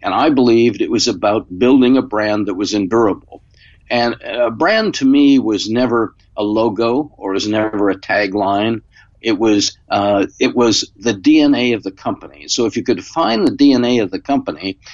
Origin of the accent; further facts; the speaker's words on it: Spokane, Washington, United States; moved away; also born or lived in Stanford, California; I was from Spokane, Washington, where I grew up